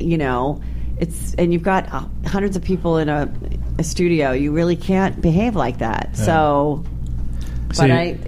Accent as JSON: {"language": "English", "area": "San Fernando Valley", "region": "California", "country": "United States", "tie": "born or raised there", "said": "Born and raised in the Valley myself, so I appreciate his Reseda roots."}